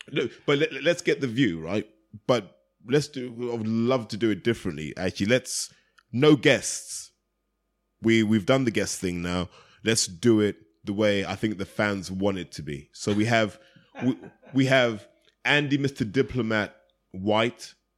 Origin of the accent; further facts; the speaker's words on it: United Kingdom; as a British fan